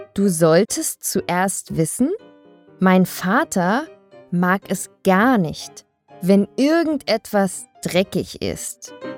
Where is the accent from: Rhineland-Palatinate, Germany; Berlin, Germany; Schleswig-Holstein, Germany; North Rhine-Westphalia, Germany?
Berlin, Germany; Ich bin in Westberlin geboren und aufgewachsen